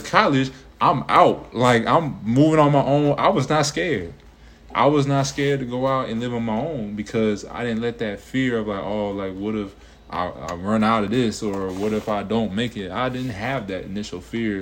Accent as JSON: {"language": "English", "town": "Cincinnati", "region": "Ohio", "country": "United States", "tie": "born or raised there", "moved": "as an adult", "lives_now": "Atlanta, United States", "said": "growing up in Cincinnati, you know, Mason area"}